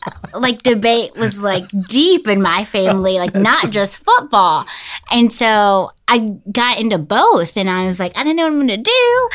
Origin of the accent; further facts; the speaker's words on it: Smyrna, Tennessee, United States; also born or lived in Franklin; I was born in Franklin, and then I grew up in Smyrna, Tennessee, if you know where that is.